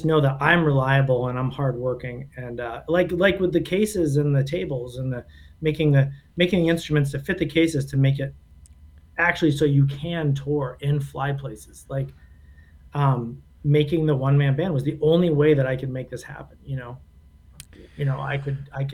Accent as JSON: {"language": "English", "region": "Southern New Hampshire", "country": "United States", "tie": "born or raised there", "said": "he and I grew up in Southern New Hampshire"}